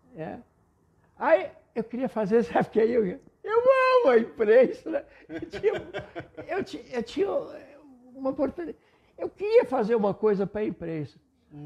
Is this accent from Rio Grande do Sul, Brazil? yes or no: yes; Panambi, Rio Grande do Sul, Brazil; first language German; Portuguese is a second language